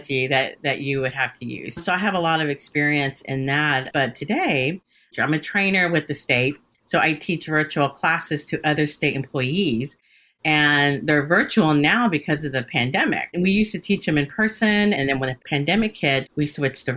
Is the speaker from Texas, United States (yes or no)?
yes; Hays County, Texas, United States; also born or lived in Austin, Texas; I grew up in Hays County and I spent about probably a combined 30 years in Hays County.